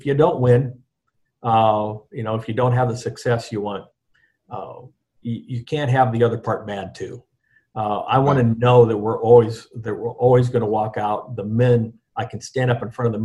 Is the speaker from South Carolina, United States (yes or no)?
no; Iowa, United States; moved away as an adult; now in New Orleans, United States; I lived in Iowa every day of my life before I came to New Orleans at the age of 49